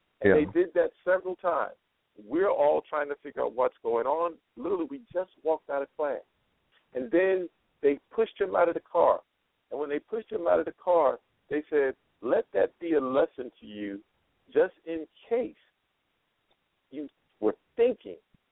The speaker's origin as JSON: {"language": "English", "region": "North Carolina", "country": "United States", "tie": "born or raised there", "said": "I was growing up in North Carolina"}